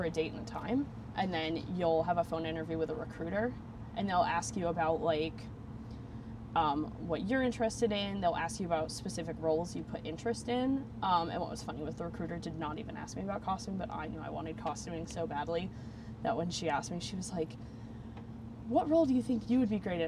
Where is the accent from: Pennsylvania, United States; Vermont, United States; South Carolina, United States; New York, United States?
Vermont, United States; moved away as an adult; now in Florida, United States; I'm from Vermont, and Vermont is beautiful, but in the 22 years I lived there